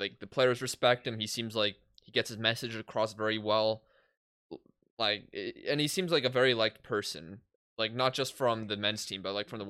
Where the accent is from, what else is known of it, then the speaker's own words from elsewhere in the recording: Edmonton, Alberta, Canada; we're from Edmonton